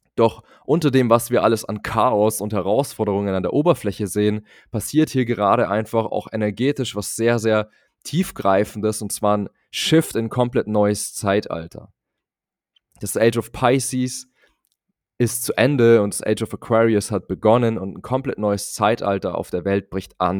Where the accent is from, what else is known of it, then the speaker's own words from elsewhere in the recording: Munich, Bavaria, Germany; Ich komme aus München, bin dort im konservativen Bayern aufgewachsen